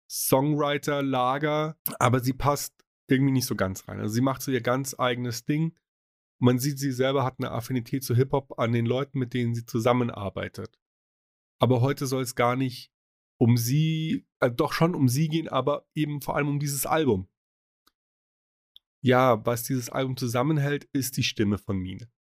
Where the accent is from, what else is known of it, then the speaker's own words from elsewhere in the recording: Munich, Bavaria, Germany; Ich meine, er ist Münchner, ich bin Münchner.